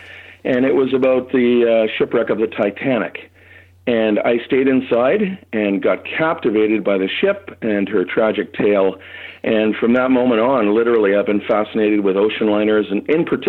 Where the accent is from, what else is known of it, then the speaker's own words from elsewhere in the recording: Toronto, Ontario, Canada; For years, growing up in Toronto, which is where I lived, there wasn't much that could be found.